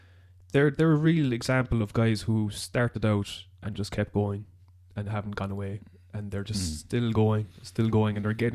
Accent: Ireland; being Irish

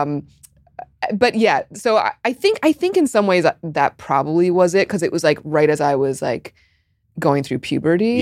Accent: New York City, New York, United States; I grew up in Park Slope

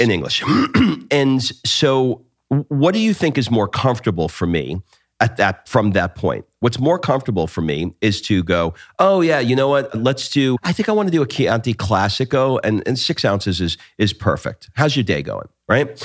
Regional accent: New York, United States; growing up in New York, most of the Italians that were around me, my family included, were from the Naples area of Italy

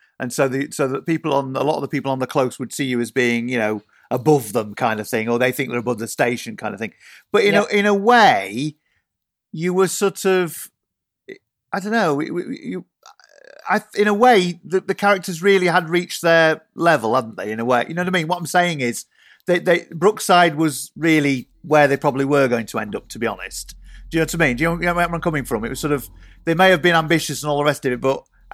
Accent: Yorkshire and the Humber, United Kingdom; I grew up in Yorkshire, but my mum was from down south

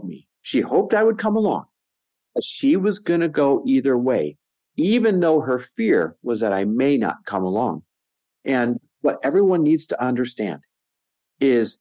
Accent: Green Bay, Wisconsin, United States; born or raised there; also born or lived in Los Angeles, California / Arizona; now in Newport Beach, United States

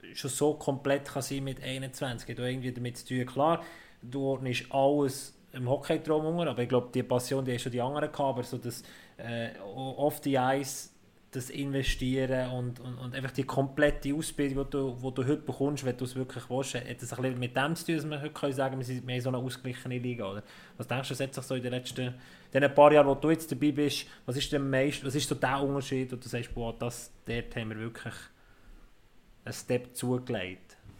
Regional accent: Bern, Switzerland; ich als Berner

